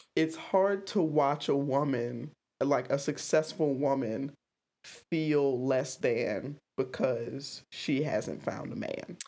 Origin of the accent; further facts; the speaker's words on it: the South, United States; I'm from the South